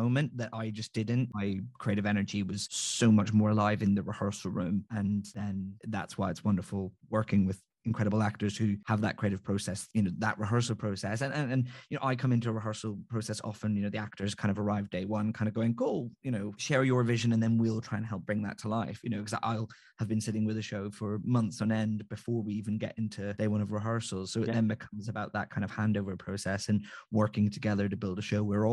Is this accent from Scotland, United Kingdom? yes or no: no; just outside Belfast, Northern Ireland, United Kingdom; I'm from Northern Ireland, just outside Belfast